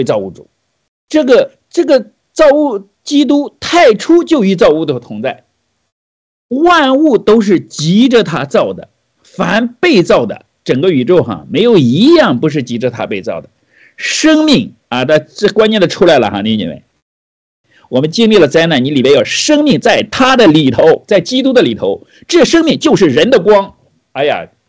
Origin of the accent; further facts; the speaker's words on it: China; 对我们每个人，不光是新中国，这甚至我们中国人，都是一个非常好的提醒。